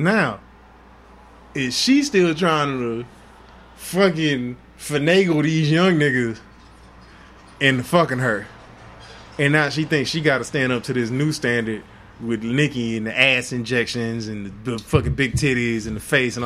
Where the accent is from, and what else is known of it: Houston, Texas, United States; born or raised there; also born or lived in Inglewood, California